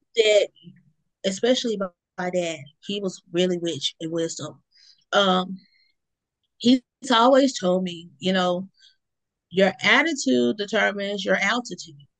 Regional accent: Mississippi, United States; also born or lived in Baton Rouge, Louisiana; my hometown area in Mississippi

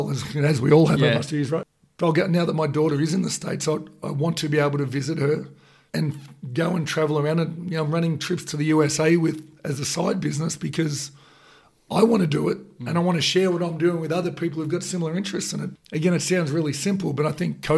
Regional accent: Australia; as Aussies, that's what we are

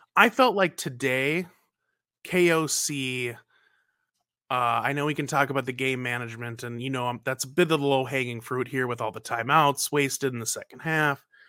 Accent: North Carolina, United States; now in Minnesota, United States; I'm originally from North Carolina

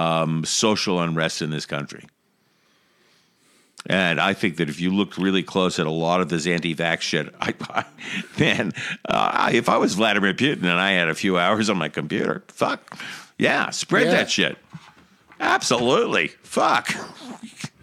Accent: Boston, Massachusetts, United States; I'm from Boston

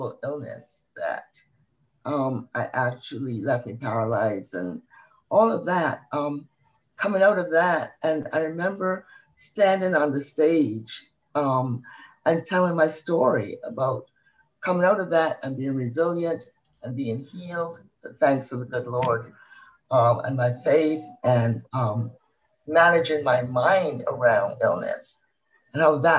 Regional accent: Barbados; now in United States; when I grew up in Barbados, my family belonged to the top 1%

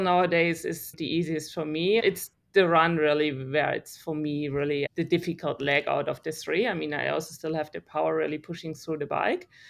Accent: Germany; English is a second language; moved away as an adult; now in Australia; I grew up in Germany

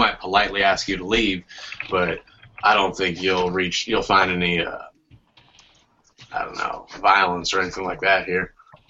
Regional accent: North Carolina, United States; I just moved here a couple years ago. I'm from North Carolina.

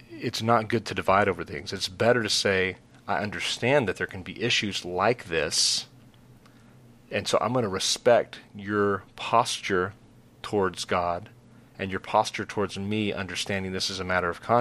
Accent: Texas, United States; we're from Texas.

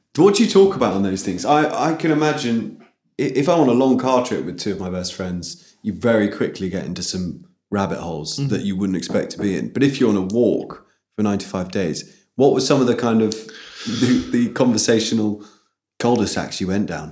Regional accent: Oxford, South East England, United Kingdom; moved away; I'm from Oxford, which is obviously a prosperous town relatively

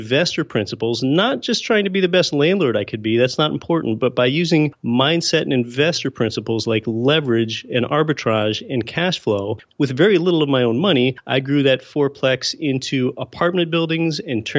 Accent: Pennsylvania, United States; moved away as an adult; also born or lived in Anchorage, Alaska; I was born and raised in Pennsylvania, not of entrepreneurial or real estate parents at all. And I moved to a place I always wanted to live, Anchorage, Alaska.

